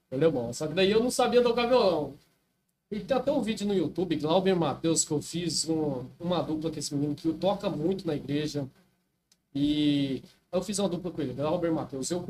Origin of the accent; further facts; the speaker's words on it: Paranatinga, Mato Grosso, Brazil; born there; also born or lived in Canarana; Rapaz, eu morava no interior, né? Uma cidadezinha que eu nasci, é, em Paranatinga, Mato Grosso. Uma cidadezinha bem pequenininha.